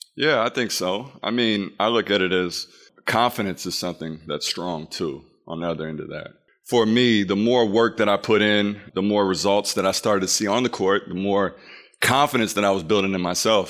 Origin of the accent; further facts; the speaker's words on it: Peoria, Illinois, United States; growing up in Illinois